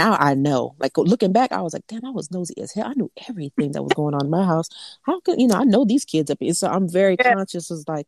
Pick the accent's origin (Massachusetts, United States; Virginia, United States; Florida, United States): Florida, United States; South; I'm from South Florida